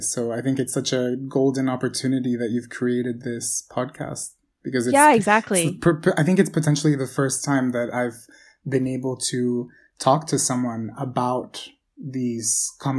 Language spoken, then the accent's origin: English; Boston, Massachusetts, United States; moved away as an adult; also born or lived in Kansas City, Missouri; now in Barcelona, Spain; I'm primarily a first generation North American. So I was born and was raised in the United States, specifically in Boston.